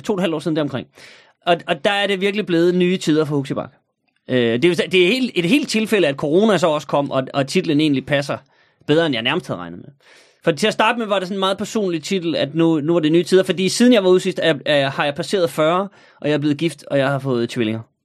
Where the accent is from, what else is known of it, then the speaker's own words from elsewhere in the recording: North Jutland, North Denmark Region, Denmark; nu er jeg jo nordjyde